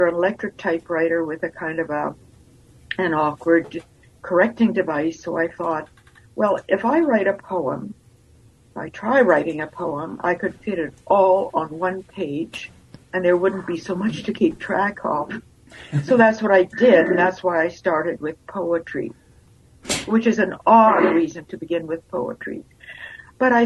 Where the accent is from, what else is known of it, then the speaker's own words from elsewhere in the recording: the Interlake, Manitoba, Canada; also born or lived in Lithuania; now in Winnipeg, Canada; I grew up in the Interlake, actually, that's where I started school.